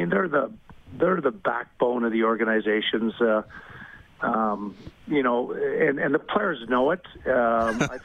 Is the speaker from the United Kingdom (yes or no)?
no; Montreal, Quebec, Canada; moved away; growing up in Montreal